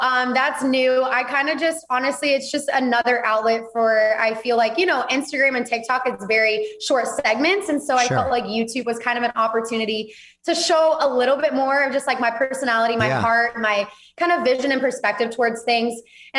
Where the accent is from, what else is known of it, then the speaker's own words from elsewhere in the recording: Auburn, Alabama, United States; now in Texas, United States; So I grew up, born and raised in Alabama, lived there my whole life, just moved to Texas 6 months ago.